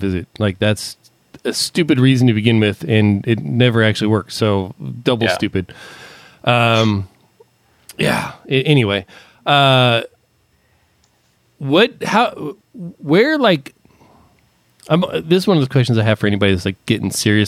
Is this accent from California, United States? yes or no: yes; Palmdale, California, United States; moved away; also born or lived in Lancaster, California; I grew up in Palmdale, Lancaster.